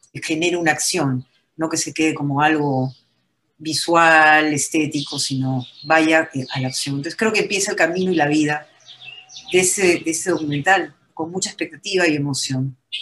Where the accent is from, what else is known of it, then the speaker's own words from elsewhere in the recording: Peru; unirnos como peruanos